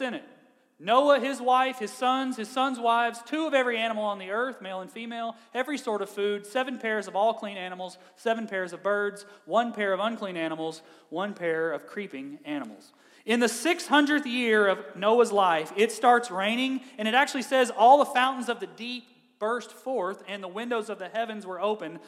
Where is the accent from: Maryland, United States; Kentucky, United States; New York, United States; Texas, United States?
Kentucky, United States; i am from Kentucky